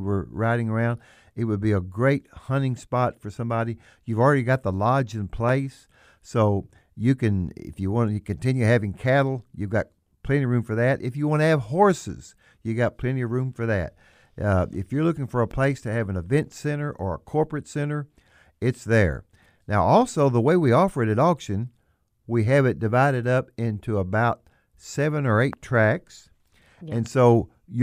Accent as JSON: {"language": "English", "area": "Bootheel", "region": "Missouri", "country": "United States", "tie": "born or raised there", "said": "I'm born and raised in the Boot Hill, Missouri"}